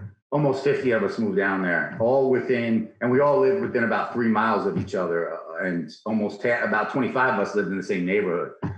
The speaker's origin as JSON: {"language": "English", "area": "Orange County", "region": "New York", "country": "United States", "tie": "born or raised there", "also_born_or_lived": "Yonkers, New York / Texas / New Jersey", "moved": "yes", "lives_now": "Stillwater, United States", "said": "I was born in Yonkers. And then we moved up. After my sister was born, we moved up to Orange County."}